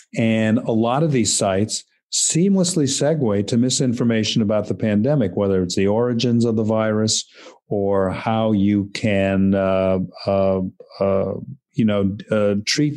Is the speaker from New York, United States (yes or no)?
yes; New York City, New York, United States; I grew up in New York City